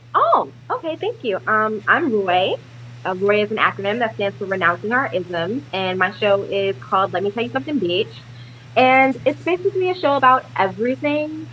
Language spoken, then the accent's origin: English; New York City, New York, United States; now in Los Angeles, United States; I'm born and raised in New York City